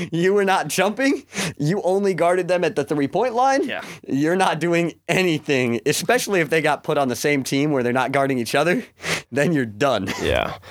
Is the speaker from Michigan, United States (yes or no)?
yes; Lansing, Michigan, United States; I grew up in Lansing